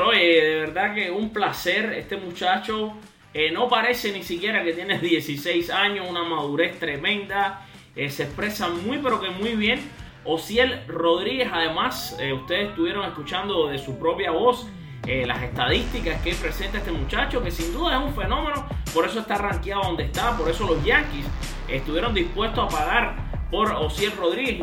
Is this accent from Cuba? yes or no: yes; Cuba; también somos cubanos